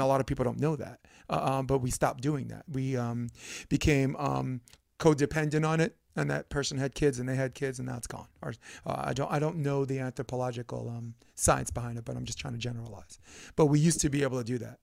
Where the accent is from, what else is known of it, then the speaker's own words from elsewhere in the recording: New York City, New York, United States; moved away; I grew up in Brooklyn where it's more of a macho